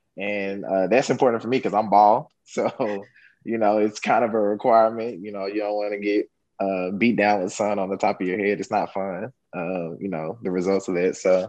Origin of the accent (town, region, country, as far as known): Memphis, Tennessee, United States; born or raised there; moved away as an adult; also born or lived in Knoxville, Tennessee / Mississippi; now in Houston, United States